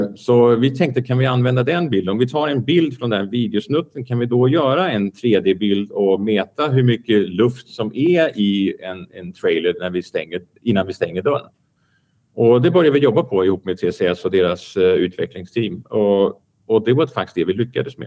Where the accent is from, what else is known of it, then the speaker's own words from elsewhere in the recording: Denmark; moved away; also born or lived in Belgium; jag kommer från Danmark